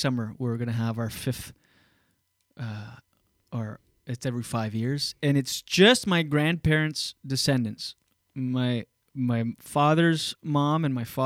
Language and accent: English; Skiduk, New Brunswick, Canada; moved away; also born or lived in Wakefield; where I grew up on Dion Road in Skiduk, New Brunswick